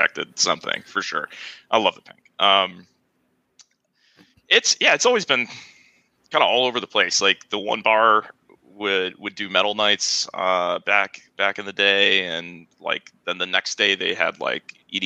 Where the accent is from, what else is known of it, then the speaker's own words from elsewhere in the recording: Buffalo, New York, United States; I'm from Buffalo.